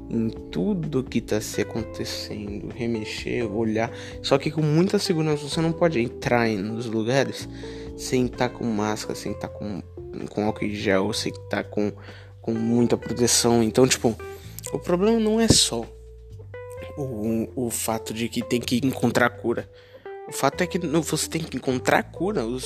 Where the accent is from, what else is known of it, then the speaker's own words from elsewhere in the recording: Florianópolis, Santa Catarina, Brazil; Mas eu sou de Floripa, de SC.